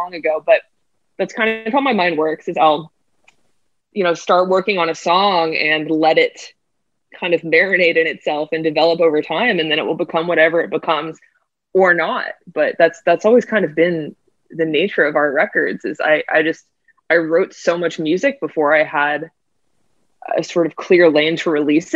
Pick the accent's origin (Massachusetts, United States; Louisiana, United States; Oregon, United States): Massachusetts, United States; Boston; moved away as an adult; also born or lived in New York; I grew up in Boston, and then my family still lives there